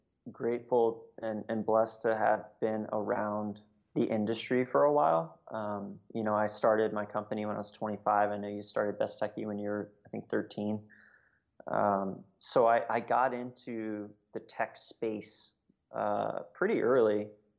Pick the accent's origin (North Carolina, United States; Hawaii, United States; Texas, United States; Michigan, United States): Hawaii, United States; when I think about like my childhood growing up in Hawaii, I was like lucky enough to live on a military base